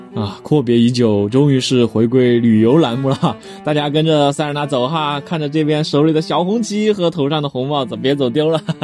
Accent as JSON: {"language": "Chinese", "town": "Chengdu", "region": "Sichuan", "country": "China", "said": "咱们成都人"}